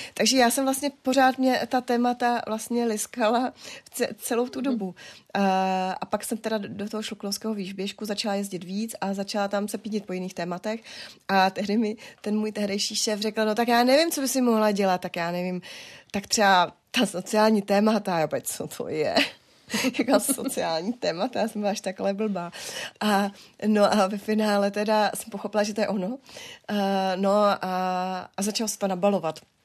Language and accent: Czech; Moravian Wallachia, Czechia; jsme z Valašská, my jsme obrovská rodina